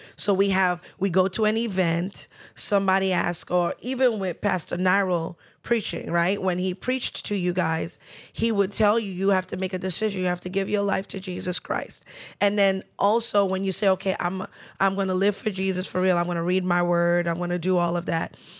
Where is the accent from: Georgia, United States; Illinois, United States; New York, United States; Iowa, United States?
New York, United States; We were born and raised in New York.